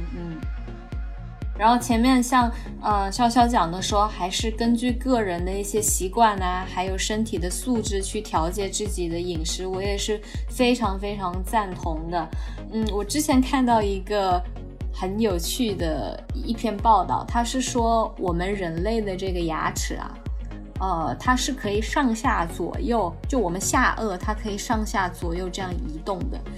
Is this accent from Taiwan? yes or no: no; China; 几乎我们中国人都是乳糖不耐受